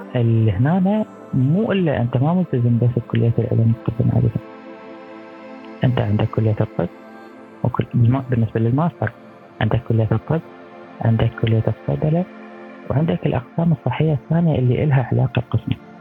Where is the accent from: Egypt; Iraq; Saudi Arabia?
Iraq; now in France; احنا بالعراق